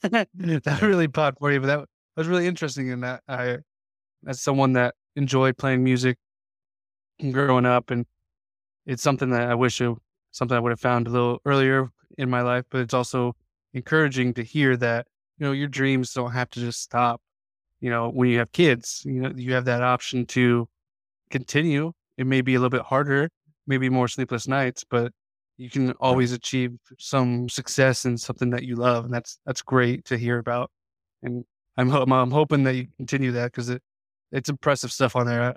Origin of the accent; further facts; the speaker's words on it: Indianapolis, Indiana, United States; when we were a kid growing up in Indiana, I grew up just on the east side of Indy